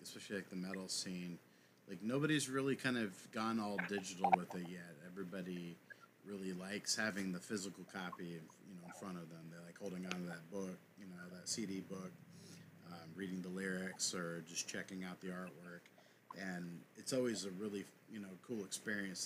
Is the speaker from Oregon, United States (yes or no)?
yes; Portland, Oregon, United States; we're from Portland, Oregon, and, or just outside of it